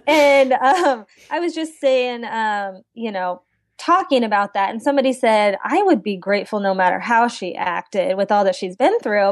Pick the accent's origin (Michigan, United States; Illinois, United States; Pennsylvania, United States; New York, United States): Illinois, United States; central; I grew up in central Illinois, and, um, I'm in the capital in Springfield